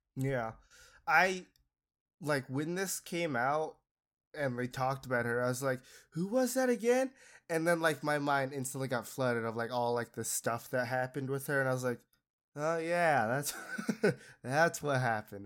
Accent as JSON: {"language": "English", "region": "Utah", "country": "United States", "tie": "born or raised there", "said": "I grew up in Utah"}